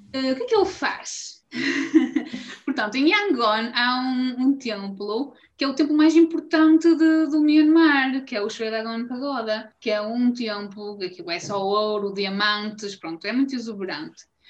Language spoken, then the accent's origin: Portuguese; Esposende, Norte, Portugal; eu vivia, estava a ver com os meus pais em Forjães, que é uma terra uh, em Esposende.